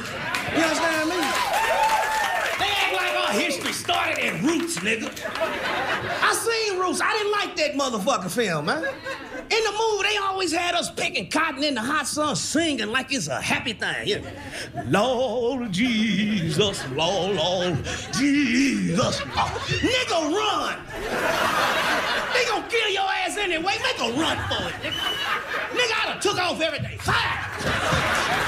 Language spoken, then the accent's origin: English; Kansas City, Missouri, United States; I'm from Kansas City, Missouri